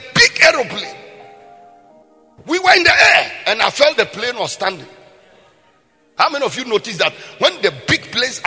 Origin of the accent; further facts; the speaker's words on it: Bolgatanga, Upper East, Ghana; I was born in Ghana. I was born in the Upper East region. I was born in the northern part of Ghana.